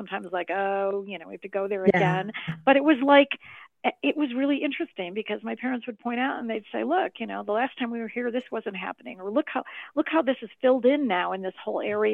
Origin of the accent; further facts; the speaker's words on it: Chicago, Illinois, United States; moved away; also born or lived in Highland Park, Illinois; I was born and raised in Chicago, and then later in my youth moved to the suburb of Highland Park, Illinois